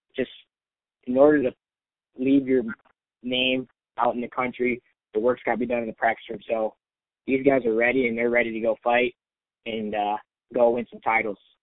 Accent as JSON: {"language": "English", "area": "Chicago west suburbs", "region": "Illinois", "country": "United States", "tie": "born or raised there", "moved": "as an adult", "lives_now": "Ames, United States", "said": "I live about four and a half hours away, my hometown, from Ames"}